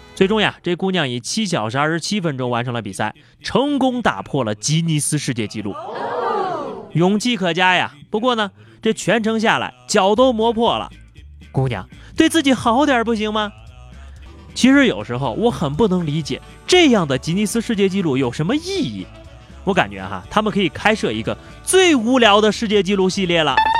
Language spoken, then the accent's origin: Chinese; Anyang, Henan, China; moved away; 在我的老家河南安阳